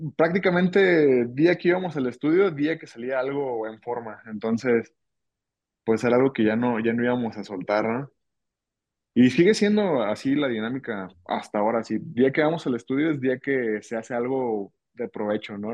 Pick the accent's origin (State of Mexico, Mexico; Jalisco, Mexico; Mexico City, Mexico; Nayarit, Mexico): Jalisco, Mexico; Ciudad Guzmán; moved away as an adult; now in Guadalajara, Mexico; yo soy de Ciudad Guzmán, en realidad tengo mm, más o menos un año y medio que me vine acá a Guadalajara.